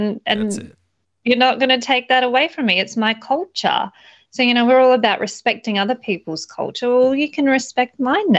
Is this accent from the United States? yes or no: no; Australia; they love me over there because obviously I'm an Aussie girl that loves guns, so, and freedom.